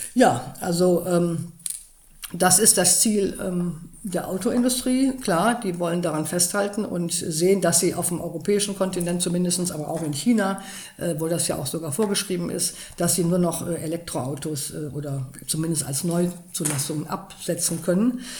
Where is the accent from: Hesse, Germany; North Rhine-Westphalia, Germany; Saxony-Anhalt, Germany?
North Rhine-Westphalia, Germany; Cologne; ich komme ja aus Köln